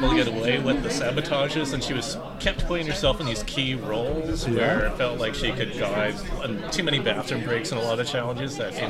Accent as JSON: {"language": "English", "country": "Canada", "said": "Yeah, I'm from Canada"}